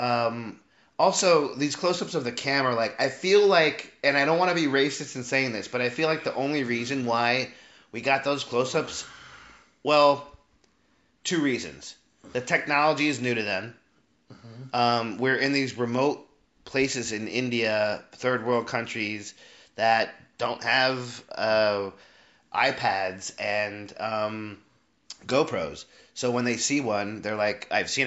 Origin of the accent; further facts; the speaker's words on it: Colombia; moved away; I'm from Colombia